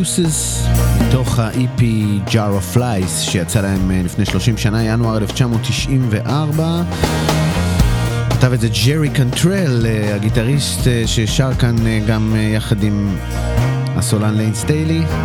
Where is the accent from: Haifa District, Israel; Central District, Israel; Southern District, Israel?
Central District, Israel; Netanya; אני מנתניה